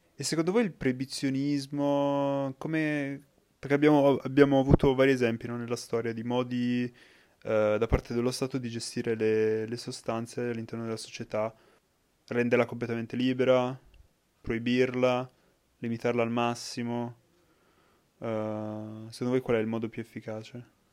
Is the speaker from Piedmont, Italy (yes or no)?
yes; Piedmont, Italy; noi da piemontesi